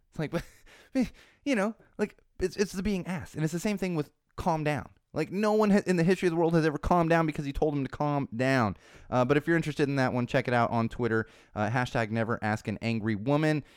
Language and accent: English; California, United States; this is my, my home state, and I intend to stay here